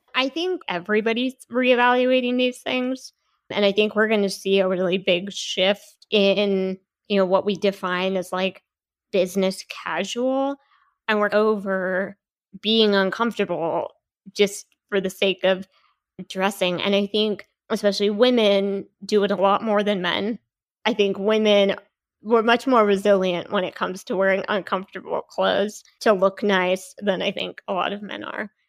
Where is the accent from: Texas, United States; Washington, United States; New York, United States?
Washington, United States; Seattle; moved away as an adult; now in Salt Lake City, United States; I'm from the Seattle area, and I moved to Utah to go to B Y U